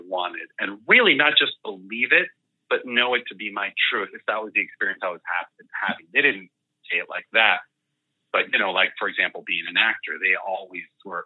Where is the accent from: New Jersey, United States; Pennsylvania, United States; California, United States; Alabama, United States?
California, United States; El Centro; first language Spanish; English is a second language; also born or lived in Mexico City, Mexico / Puerto Rico; I moved to El Centro, California, just before turning three